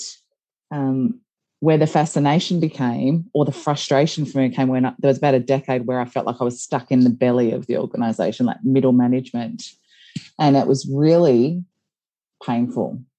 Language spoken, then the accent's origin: English; Geelong, Victoria, Australia; I grew up in Geelong